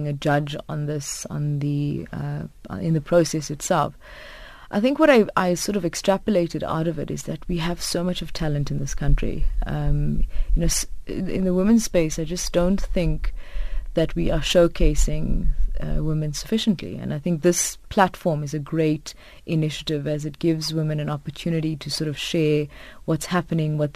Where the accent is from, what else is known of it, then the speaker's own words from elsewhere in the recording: South Africa; as South African females